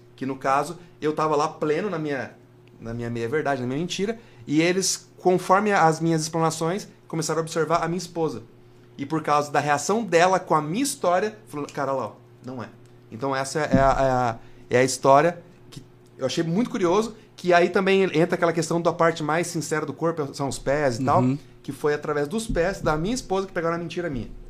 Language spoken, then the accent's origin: Portuguese; Paraná, Brazil; moved away as an adult; Eu não nasci no Paraná. Só que eu me criei no Paraná, né? Desde o meu primeiro aniversário até o 24